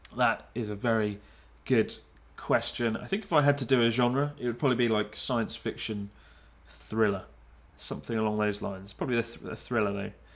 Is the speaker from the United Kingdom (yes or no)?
yes; United Kingdom; moved away as an adult; now in Japan; I don't feel like I'm just a British guy